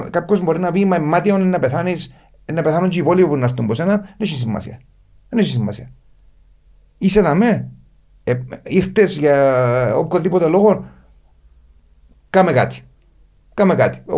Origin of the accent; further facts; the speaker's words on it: Paphos, Paphos District, Cyprus; την πόλη μου την πάφο